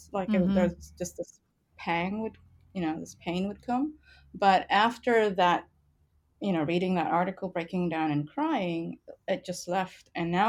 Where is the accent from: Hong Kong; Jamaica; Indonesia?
Indonesia; also born or lived in Canada; But I was born in Canada, but my dad is Indonesian Chinese. So Indonesian nationality, Chinese ethnicity. And my mother is Japanese. And so my citizenship is Canadian, but when I was 3 and a half, we moved to Indonesia